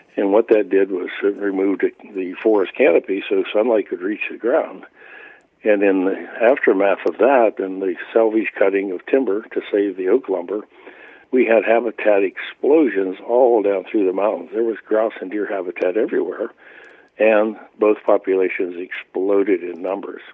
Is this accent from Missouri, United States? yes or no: no; Pennsylvania, United States; when I became of age, uh, 12 years of age and legal to hunt in Pennsylvania